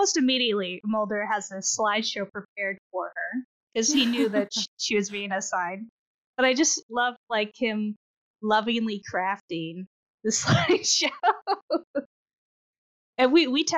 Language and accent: English; Texas, United States; we're both from Texas